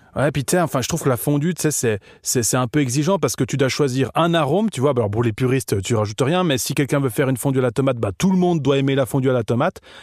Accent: Switzerland; also born or lived in Montreux; quand je voyage en tant que suisse à, à l'étranger, on me prend déjà toujours pour un suédois

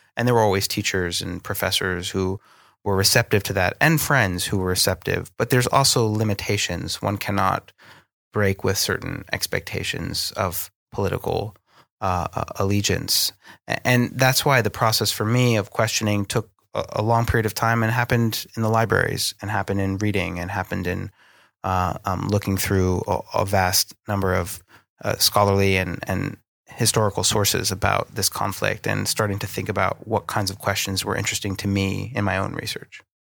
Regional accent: Northeast, United States; accent: American; moved away as an adult; now in London, United Kingdom; the place that I grew up in the Northeast

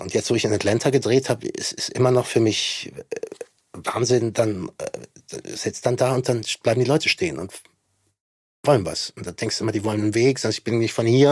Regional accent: Germany; wir auch weiter tragen müssen als Deutsche

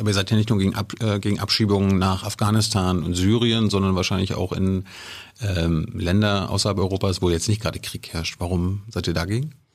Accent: East Germany, Germany; ich komme ja auch aus dem Osten

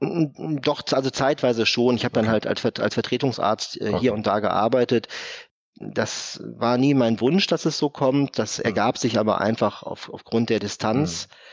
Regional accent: Essen, North Rhine-Westphalia, Germany; moved away as an adult; also born or lived in Giessen; Ich bin gebürtiger Essener

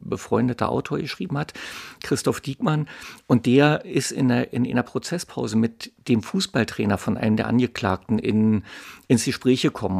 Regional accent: Berlin, Germany; ich bin in Mitte aufgewachsen, das ist also weit weg von Köpenick

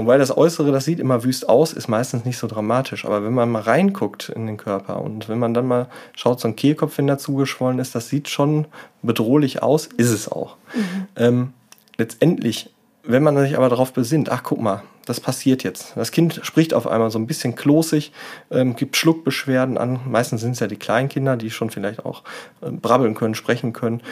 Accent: Germany; hier bei uns in Deutschland

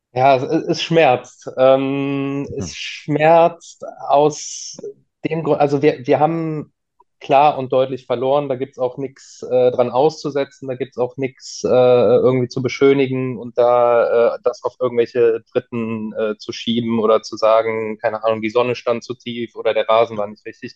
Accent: Cologne, North Rhine-Westphalia, Germany; also born or lived in Bonn; Ich bin ja gebürtiger Kölner, habe auch äh, lange, lange Zeit in Köln gewohnt

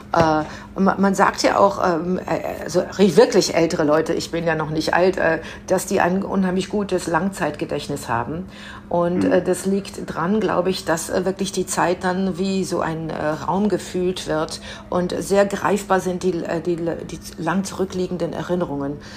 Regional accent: Münster, North Rhine-Westphalia, Germany; ich bin in Münster aufgewachsen, äh, sehr katholische Stadt

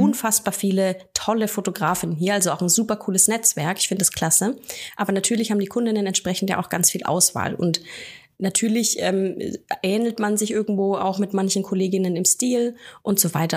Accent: near Nuremberg, Bavaria, Germany; ich bin aus der Nähe von Nürnberg

